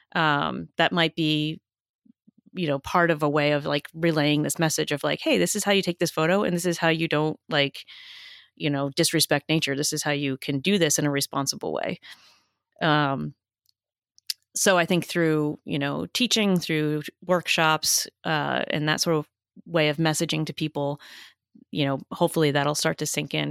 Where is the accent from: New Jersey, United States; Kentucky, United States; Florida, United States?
New Jersey, United States; I grew up in New Jersey, so it doesn't sound like I did